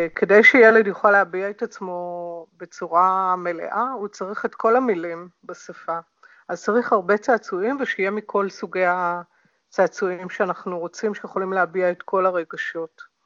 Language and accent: Hebrew; Hadera, Haifa District, Israel; זה הביצה שלי, אני נולדתי שם